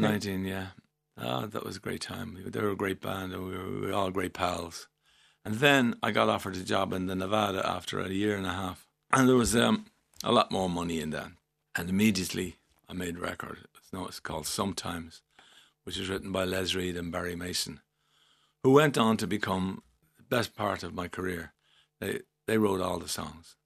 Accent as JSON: {"language": "English", "town": "Dublin", "region": "Leinster", "country": "Ireland", "tie": "born or raised there", "said": "I was born and raised in Milltown, Rennelah First"}